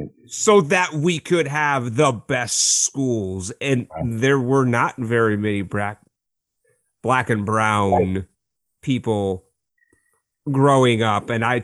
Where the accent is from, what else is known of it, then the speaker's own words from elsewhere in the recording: Apple Valley, Minnesota, United States; growing up in Apple Valley